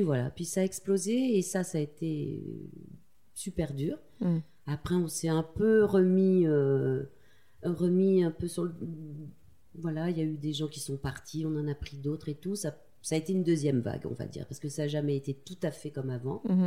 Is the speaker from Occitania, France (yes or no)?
no; Tulle, Nouvelle-Aquitaine, France; born or raised there